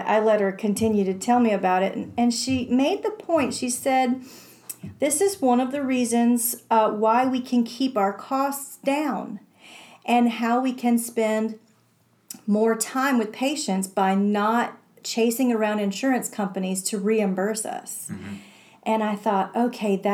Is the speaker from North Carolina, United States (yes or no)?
yes; Morganton, North Carolina, United States; a chiropractic office that operates in my hometown